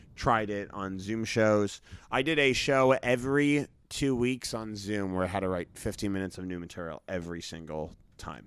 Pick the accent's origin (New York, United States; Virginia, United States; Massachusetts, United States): Massachusetts, United States; Brookline; grew up in Boston. I grew up in a part of Boston called Brookline